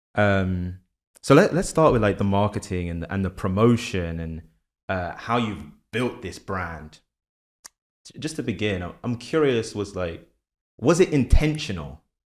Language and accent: English; London, United Kingdom; moved away as an adult; now in New York, United States; I'm from London originally.